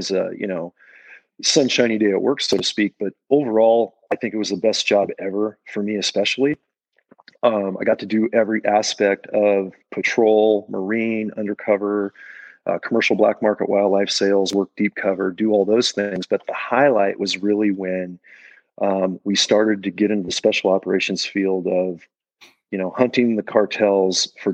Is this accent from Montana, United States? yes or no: yes; Libby, Montana, United States; here in my hometown of Libby, Montana